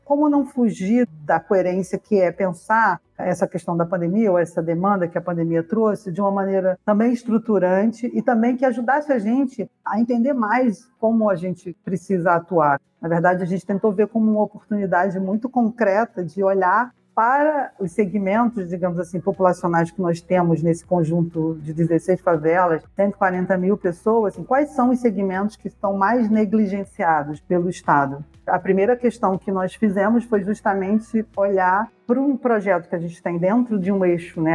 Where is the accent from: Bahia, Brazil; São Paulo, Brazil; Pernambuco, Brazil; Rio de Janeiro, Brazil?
Rio de Janeiro, Brazil; also born or lived in Paraíba; Eu eu cresci na Nova Holanda, eu vim da Paraíba, cheguei com seis anos aqui